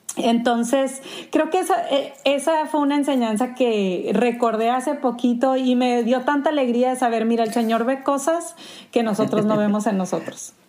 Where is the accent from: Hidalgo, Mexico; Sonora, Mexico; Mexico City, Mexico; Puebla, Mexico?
Sonora, Mexico; moved away as an adult; also born or lived in Tijuana; soy sonorense, no sé si todavía se me nota en mi acento